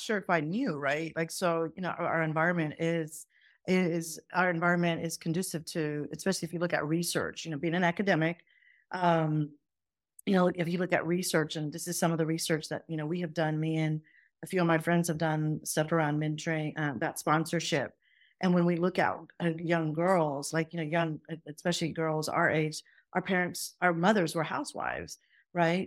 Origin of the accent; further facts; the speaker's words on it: Doraville, Georgia, United States; accent: southern; first language Punjabi; also born or lived in Faisalabad, Pakistan; I landed in Atlanta, Georgia. and in Atlanta, Georgia, I grew up there